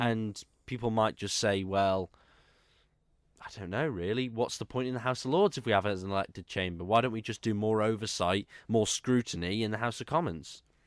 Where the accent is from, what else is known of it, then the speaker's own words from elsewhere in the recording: Isle of Man; I'm from the Isle of Man